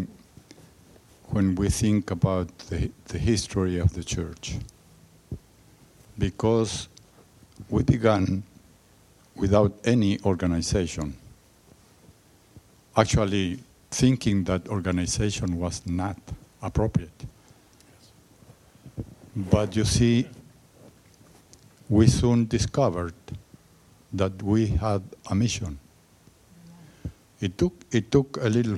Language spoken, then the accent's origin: English; Chile; now in Yucaipa, United States; I'm living now in Yucaipa, California, but originally I come from Chile